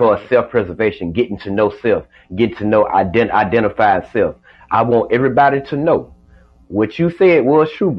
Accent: Georgia, United States; I'm from Georgia

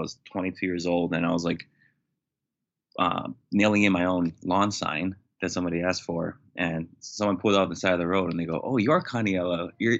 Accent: Hawaii, United States; I'm Native Hawaiian.

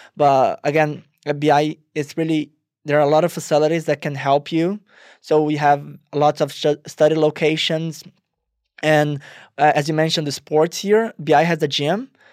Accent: Rio de Janeiro, Brazil; moved away as an adult; I'm originally from Rio, Brazil. Uh, I went to international school there

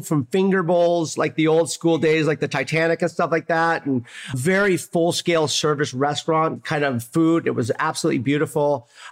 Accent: Oregon, United States; now in San Diego, United States; That Pacific Northwest upbringing really defines the way I cooked my entire career

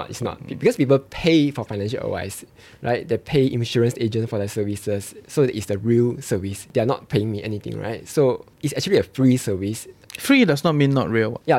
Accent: Singapore; I felt that eh, okay, as a Singaporean, they wouldn't pawn themselves, right?

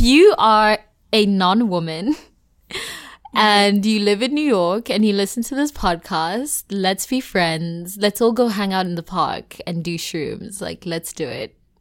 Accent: South Africa; the cultural context of being South African

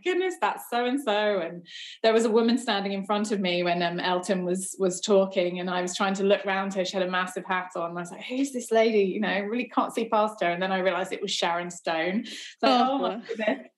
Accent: Cambridge, East of England, United Kingdom; now in Australia; I grew up in Cambridge, so about, an hour outside of London, the university town

